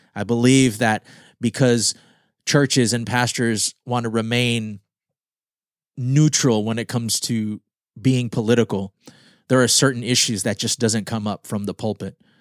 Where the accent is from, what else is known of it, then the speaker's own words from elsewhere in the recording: Guam; moved away; I am Filipino American, born on Guam.